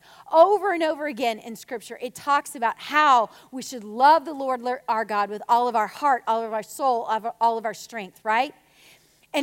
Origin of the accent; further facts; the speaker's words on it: Conroe, Texas, United States; also born or lived in The Woodlands, Texas / Missouri; now in Magnolia, United States; I'm from Conroe.